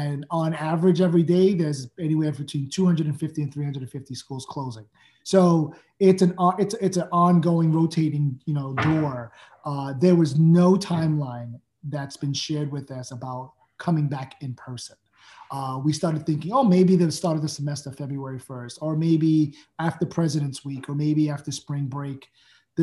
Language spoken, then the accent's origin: English; New York City, New York, United States; born and raised in Brooklyn myself